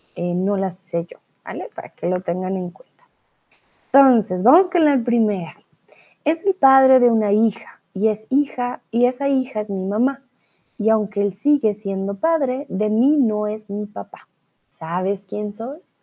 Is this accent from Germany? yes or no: no; Colombia; soy profesora de español, soy de Colombia